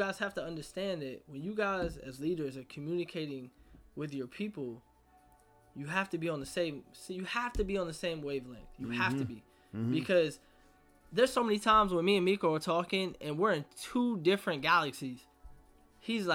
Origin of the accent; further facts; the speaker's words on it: Virginia, United States; I grew up in Virginia